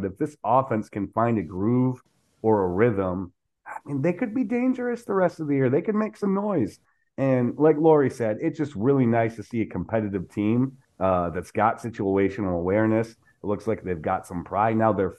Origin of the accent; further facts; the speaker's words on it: South Dakota, United States; I'm from South Dakota and all my friends are Vikings fans